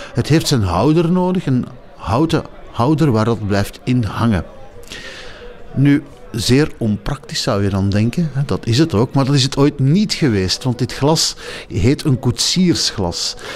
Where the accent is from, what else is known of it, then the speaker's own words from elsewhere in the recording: Belgium; als Belgen